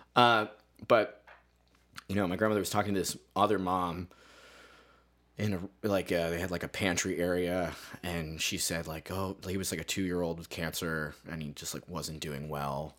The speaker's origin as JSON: {"language": "English", "area": "Carbon County", "region": "Pennsylvania", "country": "United States", "tie": "born or raised there", "moved": "yes", "lives_now": "Lowell, United States", "said": "I grew up in, uh, Pennsylvania. I grew up in, like, what is called Carbon County"}